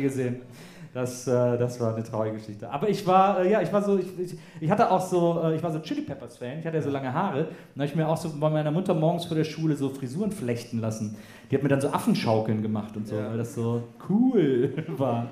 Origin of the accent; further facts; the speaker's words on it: Wesseling, North Rhine-Westphalia, Germany; bei uns in Wesseling, äh, gab es kein Kino. Also es gab ein Kino, aber es hat geschlossen, als ich fünf war oder so.